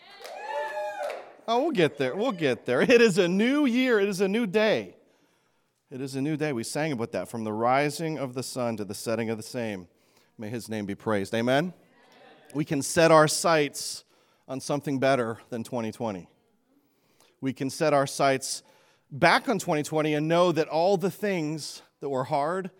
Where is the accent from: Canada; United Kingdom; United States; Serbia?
Canada; moved away; I grew up in Canada